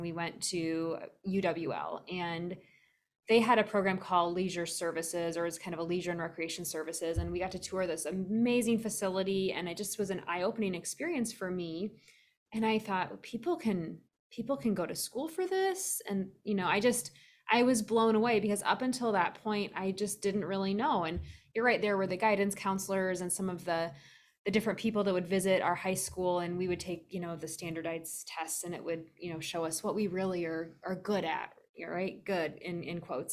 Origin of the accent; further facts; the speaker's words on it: Lansing, Iowa, United States; I grew up in Lansing, Iowa, which is straight north of Dubuque.